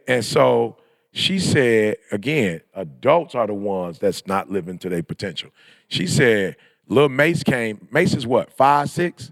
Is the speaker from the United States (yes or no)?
yes; Michigan, United States; also born or lived in California; we were born and raised in Michigan